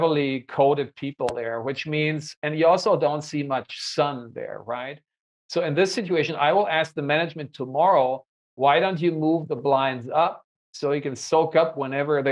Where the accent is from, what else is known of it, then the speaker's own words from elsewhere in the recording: Hanover, Lower Saxony, Germany; the Nord LB in my hometown